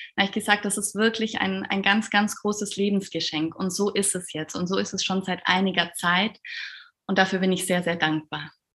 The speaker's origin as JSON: {"language": "German", "area": "Allgäu", "region": "Bavaria", "country": "Germany", "said": "ich komme aus dem, aus dem Allgäu, ganz aus dem Süden bin dort Kinderärztin"}